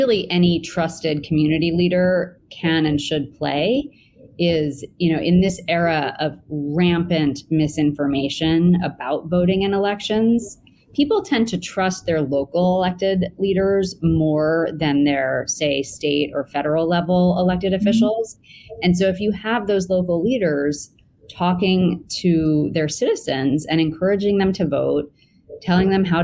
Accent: New York, United States; my hometown, the city of New York

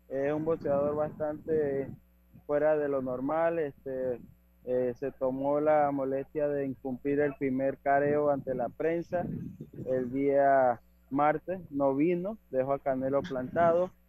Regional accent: Panama; nosotros como panameños estamos acostumbrados a ver

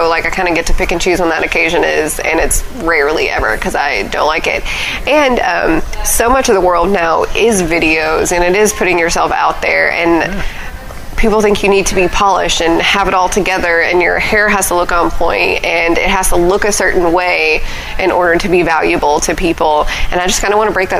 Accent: Pine Bluff, Arkansas, United States; also born or lived in Los Angeles, California / Chicago, Illinois; now in Conway, United States; I'm from Pine Bluff, Arkansas.

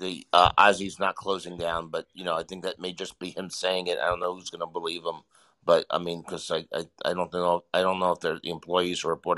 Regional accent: New York, United States; I should know this because I'm from New York

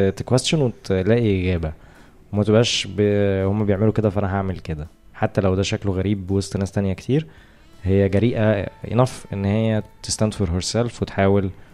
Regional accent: Egypt; احنا بما ان احنا مصريين

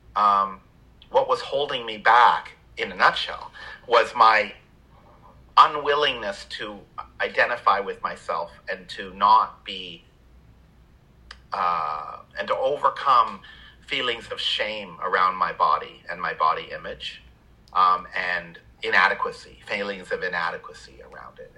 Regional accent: Canada; moved away; I grew up in Canada

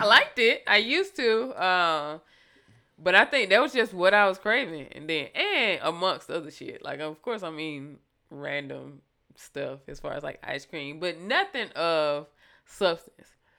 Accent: Thomson, Georgia, United States; also born or lived in Fort Leavenworth, Kansas / Alaska; I say Thompson is my hometown

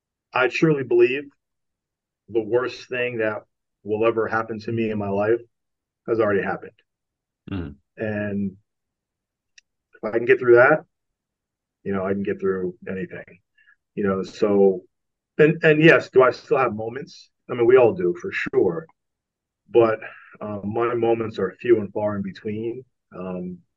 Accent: New Jersey, United States; moved away as an adult; also born or lived in Pennsylvania / Massachusetts; I'm originally from New Jersey. Grew up playing a number of different sports

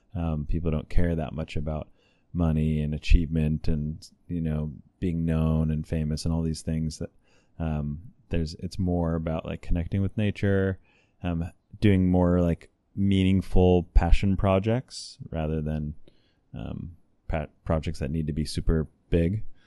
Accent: California, United States; I'm from California, and just briefly, I grew up in an intentional community

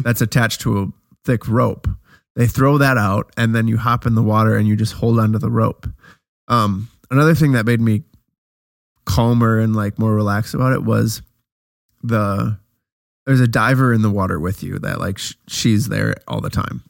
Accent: Wisconsin, United States; we're from Wisconsin

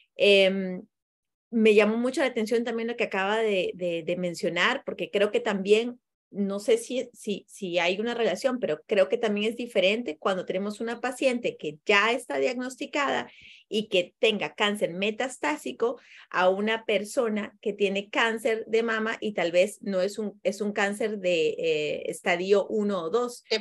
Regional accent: Peru; now in Costa Rica; yo soy peruana

